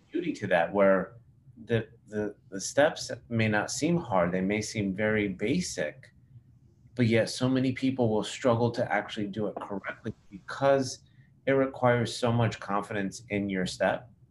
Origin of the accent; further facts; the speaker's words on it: Cyprus; I'm from Cyprus